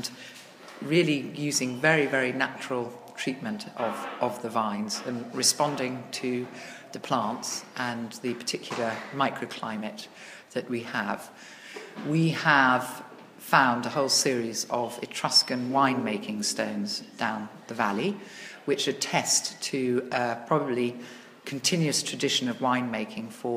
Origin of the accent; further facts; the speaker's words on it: England, United Kingdom; moved away as an adult; now in Italy; I am English, but I've been living in Italy for 26 years